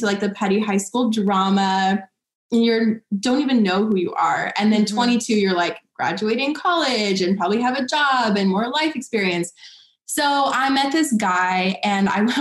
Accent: Seattle, Washington, United States; moved away as an adult; also born or lived in Los Angeles; I'm from Seattle

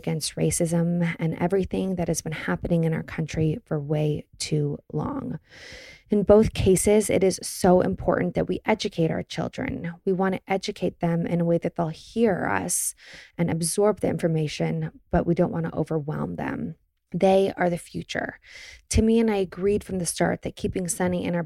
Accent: Los Angeles, California, United States; also born or lived in New York; I grew up in Los Angeles and then I lived in New York for a little while and then moved back to Los Angeles

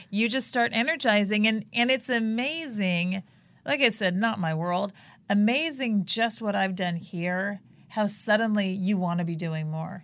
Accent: Palos Verdes, California, United States; we grew up in Palos Verdes, not a very liberal community

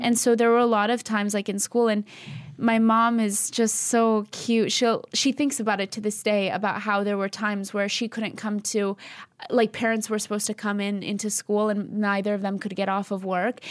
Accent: East Coast, United States; we're Albanian. We're from the East Coast

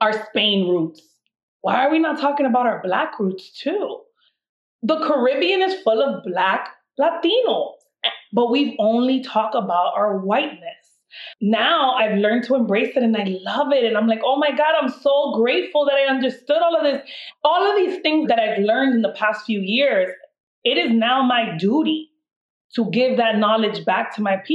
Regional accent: Miami, Florida, United States; growing up in Miami

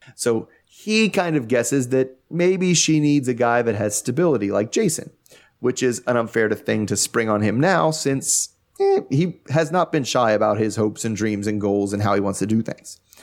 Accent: United States; I'm from America

